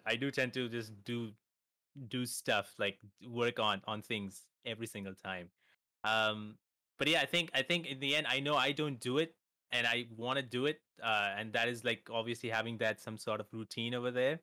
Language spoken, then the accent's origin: English; India; I'm from India